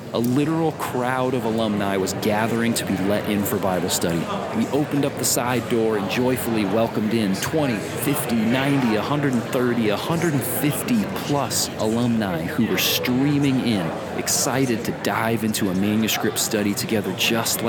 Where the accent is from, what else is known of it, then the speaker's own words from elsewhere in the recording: Indiana, United States; where I grew up in Indiana